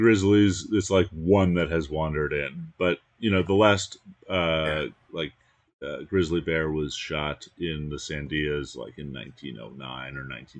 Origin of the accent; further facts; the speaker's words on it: New York City, New York, United States; moved away; I grew up in the Bronx